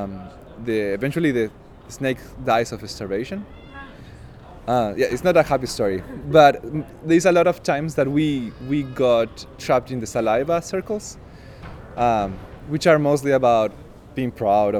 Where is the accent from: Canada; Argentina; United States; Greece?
Argentina; moved away; I'm from Argentina, and the way that I speak is way more convoluted and kind of baroque